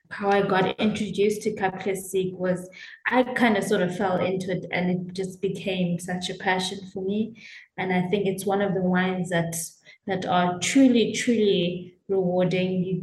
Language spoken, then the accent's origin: English; South Africa; I am a South African classic winemaker.